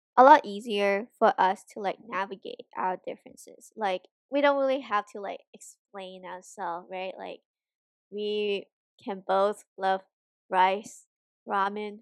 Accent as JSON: {"language": "English", "country": "Hong Kong", "moved": "as an adult", "lives_now": "United States", "said": "I'm from Hong Kong and there are so many custom and, like, culture in Hong Kong that I still, like, follow or practice"}